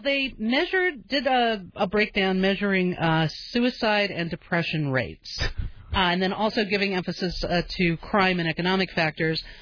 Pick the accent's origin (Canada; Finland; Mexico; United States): United States; Southern California; moved away; I grew up in Southern California, and um, I moved here because of the weather